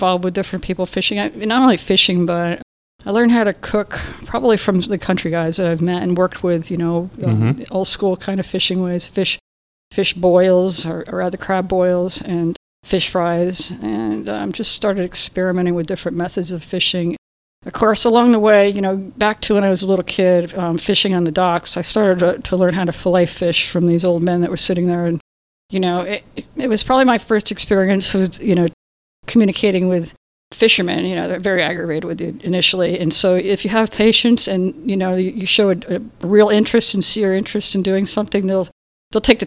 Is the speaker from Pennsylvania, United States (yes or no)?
no; Connecticut, United States; moved away; I came from Connecticut. I was born in Connecticut